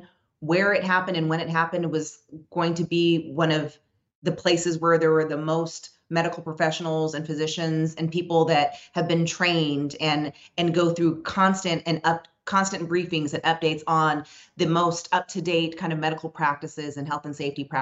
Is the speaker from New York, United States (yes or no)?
no; Las Vegas, Nevada, United States; I grew up in Las Vegas. I've lived here ever since I was 2 years old.